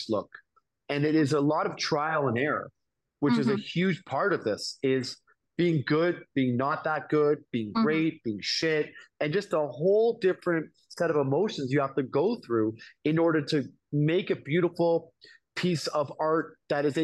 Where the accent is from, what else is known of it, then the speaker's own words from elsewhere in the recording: Toronto, Ontario, Canada; moved away as an adult; also born or lived in New York City; I'm from Toronto, Canada